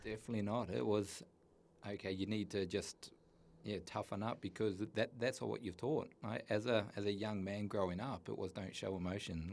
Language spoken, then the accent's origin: English; New Zealand; I grew up in New Zealand, a little place called Tookarora in the middle of the North Island